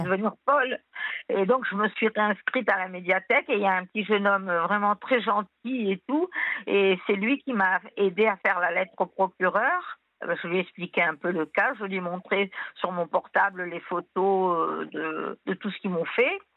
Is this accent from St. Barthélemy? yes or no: no; Tunisia; now in France; Moi, je viens de Tunisie